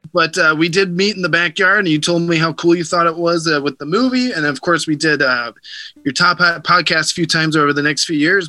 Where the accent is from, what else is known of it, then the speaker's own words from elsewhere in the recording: Bexley, Ohio, United States; my hometown. Um, is actually it's a suburb of Columbus, Ohio, called Bexley